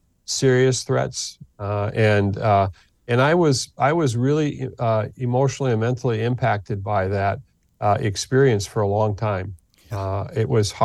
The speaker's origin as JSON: {"language": "English", "country": "United States", "said": "being an American going into the Middle East"}